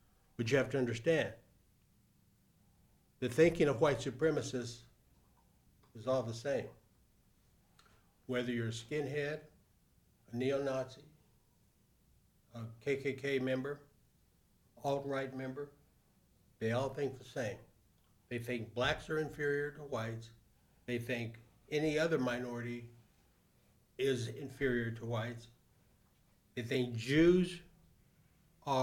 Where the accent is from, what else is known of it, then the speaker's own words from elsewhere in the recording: El Paso, Texas, United States; growing up in El Paso, I got into three fights in elementary school